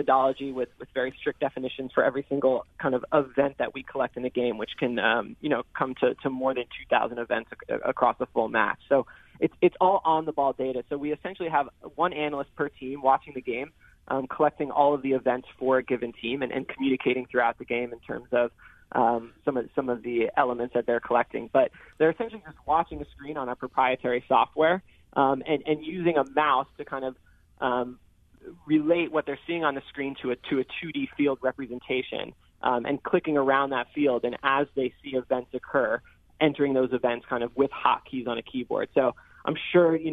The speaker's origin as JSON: {"language": "English", "town": "New York City", "region": "New York", "country": "United States", "said": "I'm from New York City"}